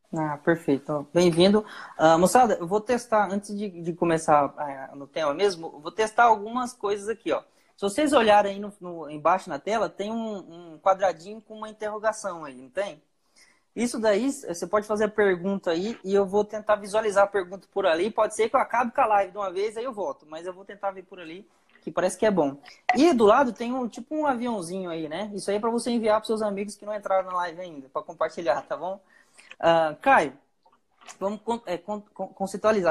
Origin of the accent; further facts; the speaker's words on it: Chupinguaia, Rondônia, Brazil; Eu sou de Chupinguaia